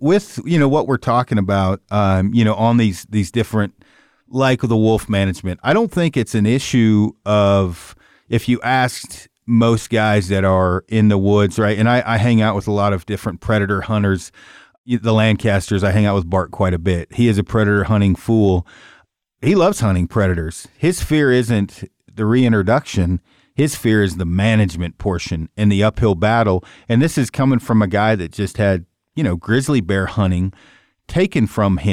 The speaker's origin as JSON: {"language": "English", "region": "Oregon", "country": "United States", "said": "I'm from Oregon"}